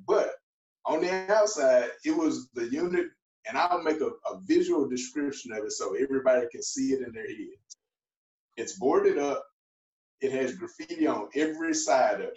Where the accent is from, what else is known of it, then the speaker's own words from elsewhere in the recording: Mississippi, United States; I'm from Mississippi